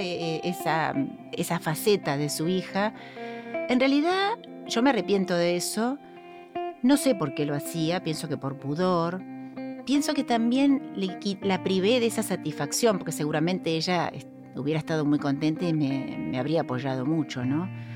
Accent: Buenos Aires, Argentina; also born or lived in Devoto; soy oriunda de Caballito, es mi barrio

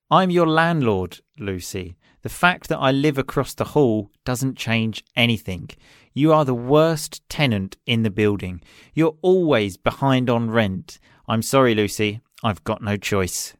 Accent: Chelmsford, East of England, United Kingdom; moved away as an adult; now in Sicily, Italy; I am originally from England, um, a city just outside London called Chelmsford

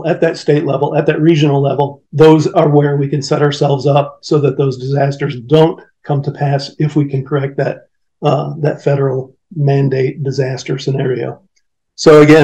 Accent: Michigan, United States; right here in my home state of Michigan

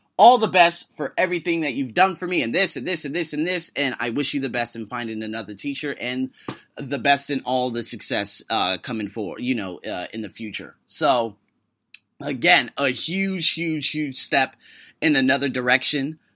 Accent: United States; I am an American with a number, probably a half dozen plus heritages

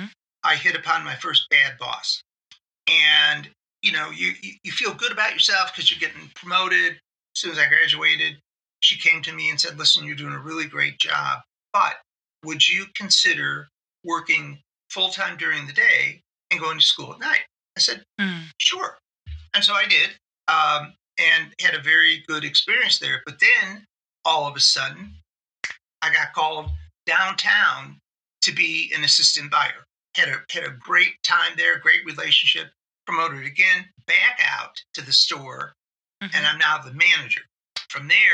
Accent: Cleveland, Ohio, United States; We born and bred in Cleveland

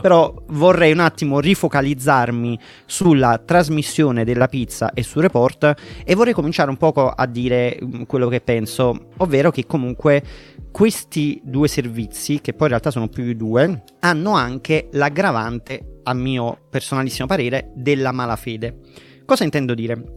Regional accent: Naples, Campania, Italy; in quanto napoletano

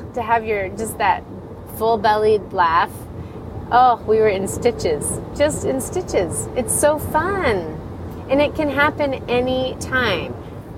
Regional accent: Florida, United States; moved away; also born or lived in Colorado / Ireland / Denver; I did grow up in Florida

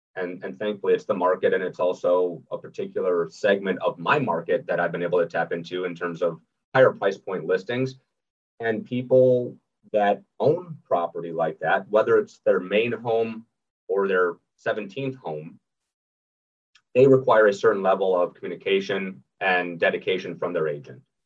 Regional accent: Minnesota, United States; moved away as an adult; now in Sarasota, United States; originally born and raised in Minnesota. I live down here in Sarasota, Florida.

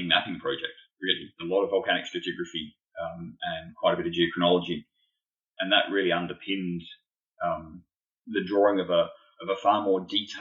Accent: Adelaide, South Australia, Australia; I grew up in Adelaide in South Australia.

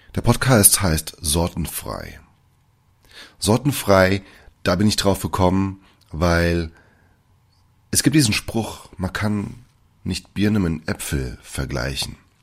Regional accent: Germany; also born or lived in Brazil; Ich bin gebürtiger Brasilianer und auch dort aufgewachsen, bis ich mit fünf Jahren hierher gekommen bin. Ich wurde von deutschen Eltern adoptiert und dementsprechend auch erzogen

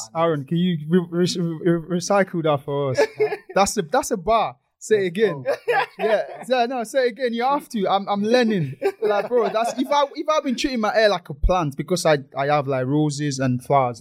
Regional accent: Lagos, Nigeria; moved away; we grew up in Lagos

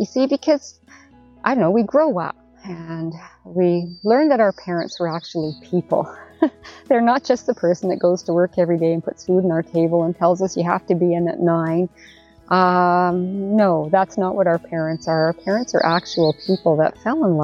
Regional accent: Canada

